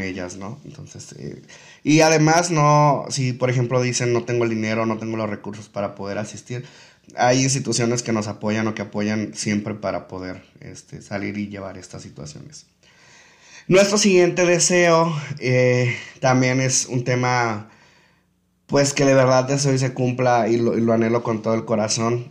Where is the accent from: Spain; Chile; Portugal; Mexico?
Mexico; Tepic, Nayarit; nosotros como tepicenses, nosotros como nayaritas, nosotros como mexicanos